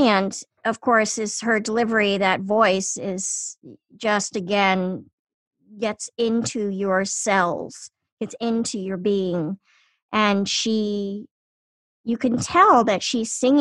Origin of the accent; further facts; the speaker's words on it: Washington, District of Columbia, United States; when I was growing up in Washington, D.C., there was a woman in my neighborhood